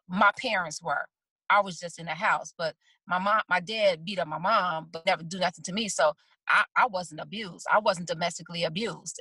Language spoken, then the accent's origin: English; Chicago, Illinois, United States; I'm from the South Side of Chicago